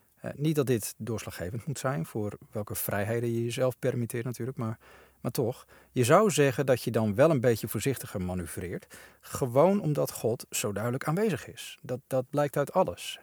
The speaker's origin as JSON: {"language": "Dutch", "country": "Netherlands", "said": "wij als Nederlanders"}